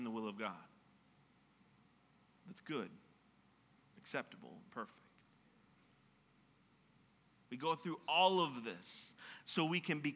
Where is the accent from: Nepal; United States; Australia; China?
United States; Minnesota; I'm from Minnesota